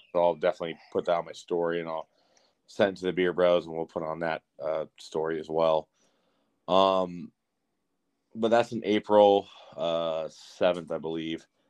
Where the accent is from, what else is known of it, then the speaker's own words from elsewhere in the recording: San Bernardino, California, United States; I grew up in Cali, like I grew up in San Bernardino, and we it was pretty gang ridden